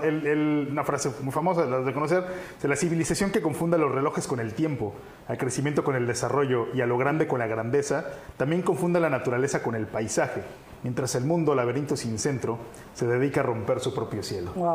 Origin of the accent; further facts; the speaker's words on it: Cancún, Quintana Roo, Mexico; nací en Cancún